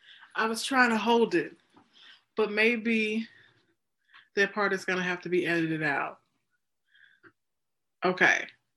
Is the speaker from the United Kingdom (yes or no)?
no; United States; it's just really been embarrassing for me to be an American.